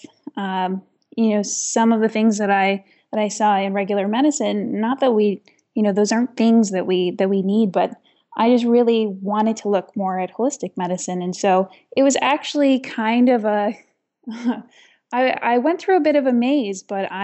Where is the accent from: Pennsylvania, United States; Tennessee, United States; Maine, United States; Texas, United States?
Maine, United States; Aroostook County; also born or lived in Toronto; now in Arundel, United States; I grew up in Aroostook County. And for those of you that aren't familiar with Aroostook County, it is probably one of the more remote parts of the state of Maine